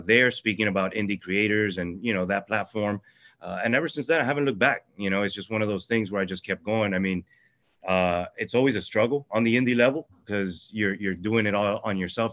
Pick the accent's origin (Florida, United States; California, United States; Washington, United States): Florida, United States; Miami; born or raised there; also born or lived in Venezuela